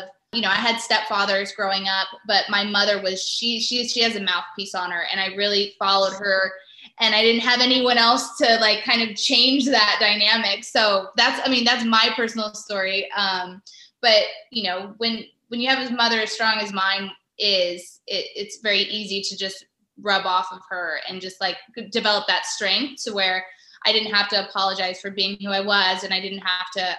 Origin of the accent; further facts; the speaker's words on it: Las Vegas, Nevada, United States; moved away as an adult; now in Los Angeles, United States; So I'm from Las Vegas, and you know, that was kind of the UFC, it is UFC headquarters and where it all kind of began. So growing up in Las Vegas